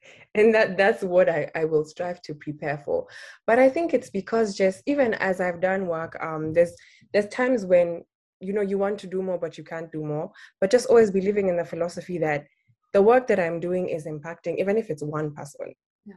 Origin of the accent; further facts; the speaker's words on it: Nairobi, Kenya; I was born and raised in Nairobi, Kenya